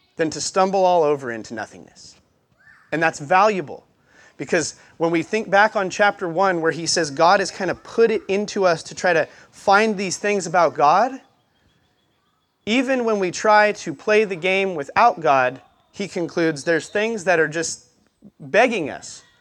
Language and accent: English; Montana, United States; moved away as an adult; now in Albany, United States; I grew up in Montana. Um, Great Falls is the easiest way to tell you where I grew up because I went to school in the middle of nowhere